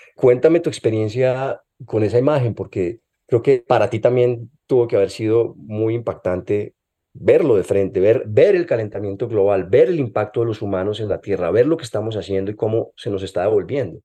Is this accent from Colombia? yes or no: yes; Colombia; moved away as an adult; Yo cuando estaba en Colombia, aquí en la universidad